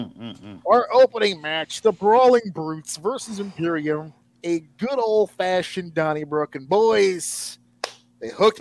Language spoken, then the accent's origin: English; New York, United States; as a New Yorker.